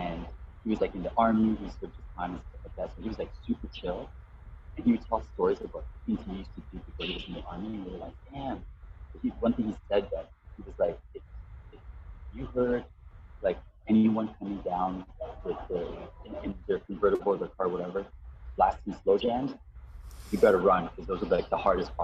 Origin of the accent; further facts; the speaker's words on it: Mississauga, Ontario, Canada; moved away as an adult; also born or lived in Toronto / Hamilton; now in New Brunswick, Canada; I was born in Toronto and then I lived in Mississauga for like about 10, and then moved to Hamilton, around 88, and then from there, and then I moved to Toronto around like, I think it was like 98, I moved to Toronto, and was there